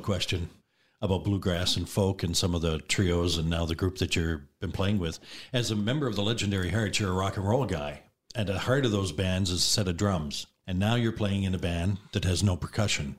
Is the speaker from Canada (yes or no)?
yes; the East, Eastern Canada, Canada; moved away; I'm from the East, so everybody gets four names